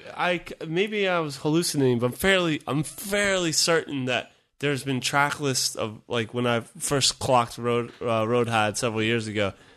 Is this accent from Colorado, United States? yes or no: no; Virginia, United States; moved away; also born or lived in San Francisco / New York / Washington, District of Columbia, United States / Japan; born and raised in Virginia. Lived in New York for a bit, and Okay. then DC and Japan as well.